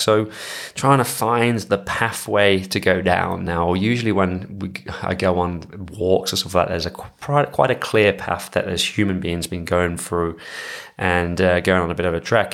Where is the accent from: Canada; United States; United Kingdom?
United Kingdom; England; moved away; being an English person